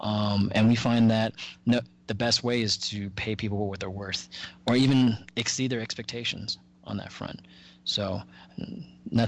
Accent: Dallas, Texas, United States; I was raised in North Dallas

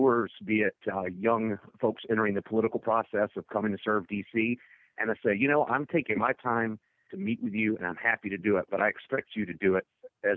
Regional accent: Mississippi, United States; I grew up as a young entrepreneur in my home state of Mississippi

